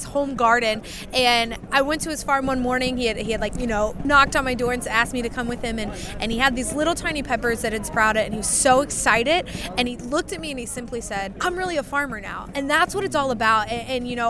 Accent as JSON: {"language": "English", "region": "Kentucky", "country": "United States", "tie": "born or raised there", "said": "So I grew up in Kentucky. I was a Kentucky State 4-H officer."}